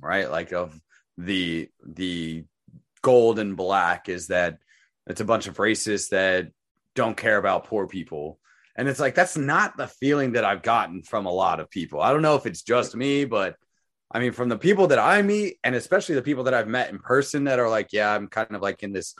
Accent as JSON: {"language": "English", "town": "Phoenix", "region": "Arizona", "country": "United States", "tie": "born or raised there", "said": "I grew up in the ghetto type of saw where I grew up in Phoenix"}